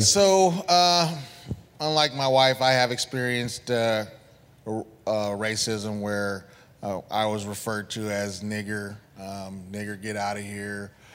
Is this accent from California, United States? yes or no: yes; San Diego, California, United States; we grew up in San Diego, went to Lincoln High School